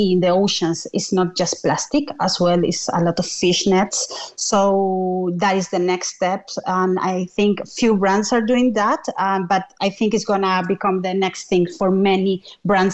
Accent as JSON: {"language": "English", "country": "Chile", "moved": "as an adult", "lives_now": "Cork, Ireland", "said": "I'm originally from Chile"}